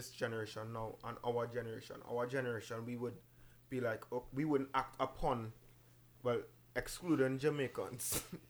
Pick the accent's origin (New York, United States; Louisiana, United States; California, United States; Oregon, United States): New York, United States; also born or lived in Caribbean; I grew up in the Caribbean. I grew up in New York, right? But when I went to the Caribbean, I got the end of primary school into secondary school.